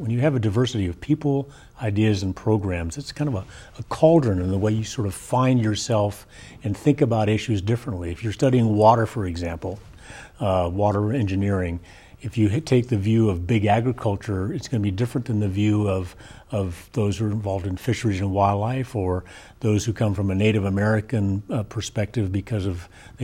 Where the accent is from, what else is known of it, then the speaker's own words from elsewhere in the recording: Argentina; also born or lived in Northern California; now in United States; I'm an immigrant from Argentina, first in my family to go beyond high school